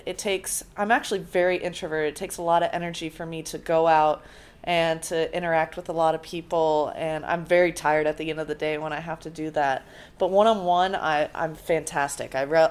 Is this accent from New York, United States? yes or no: no; San Diego, California, United States; I grew up in California where tennis was, especially Southern California, where tennis is very booming